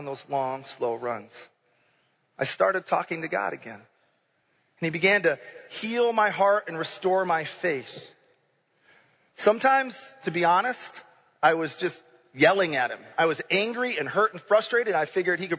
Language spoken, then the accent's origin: English; Grand Rapids, Michigan, United States; moved away as an adult; also born or lived in Kankakee, Illinois / Champaign, Illinois; I grew up in Grand Rapids, Michigan, which is about as much in a bubble as you can get